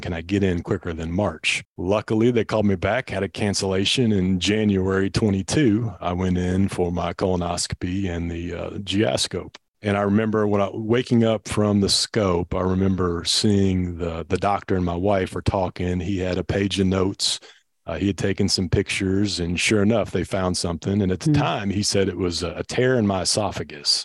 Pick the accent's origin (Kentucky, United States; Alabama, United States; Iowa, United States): Kentucky, United States; Louisville; also born or lived in Bullitt County, Kentucky; born and raised in Louisville, Kentucky